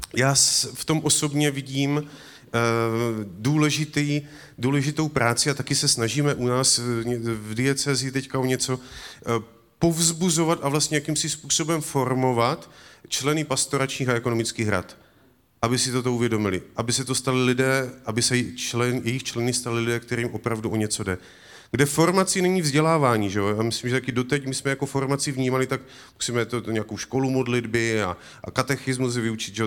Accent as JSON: {"language": "Czech", "region": "Moravia", "country": "Czechia", "said": "U nás na Moravě"}